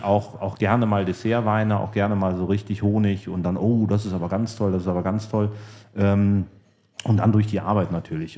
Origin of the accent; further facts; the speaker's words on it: Cologne, North Rhine-Westphalia, Germany; Komme ja gebürtig aus Köln